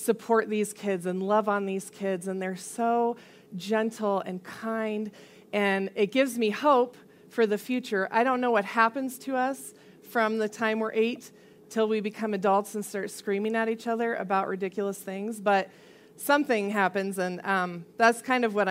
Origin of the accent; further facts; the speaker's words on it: Colorado Springs, Colorado, United States; I grew up mostly here in Colorado Springs